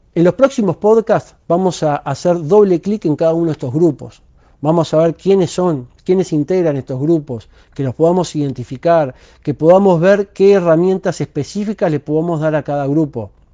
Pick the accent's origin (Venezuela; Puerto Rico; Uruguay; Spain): Uruguay; soy uruguayo